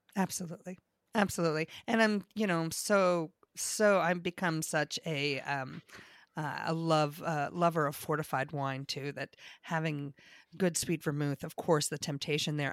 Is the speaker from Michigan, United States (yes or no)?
no; New York, United States; also born or lived in Maryland, Virginia area; being a New Yorker